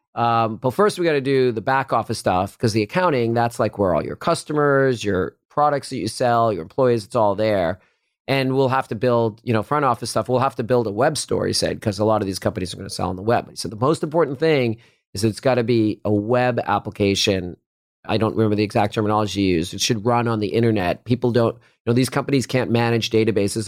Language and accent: English; Lexington, Massachusetts, United States; moved away as an adult; now in Silicon Valley, United States; I grew up in Lexington, Massachusetts, near Boston.